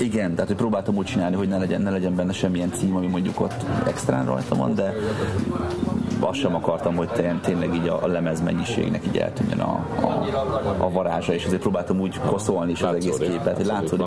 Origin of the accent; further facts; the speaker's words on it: Debrecen, Hajdú-Bihar, Hungary; Új kertben nőttem fel egyébként a Füredin.